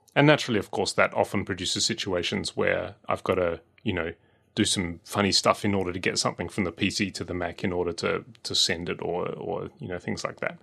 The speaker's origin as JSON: {"language": "English", "country": "Australia", "tie": "born or raised there", "said": "growing up in Australia"}